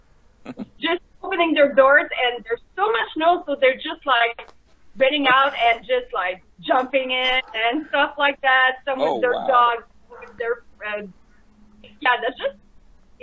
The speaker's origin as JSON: {"language": "English", "town": "Montreal", "region": "Quebec", "country": "Canada", "said": "we're from Montreal, Quebec, Canada."}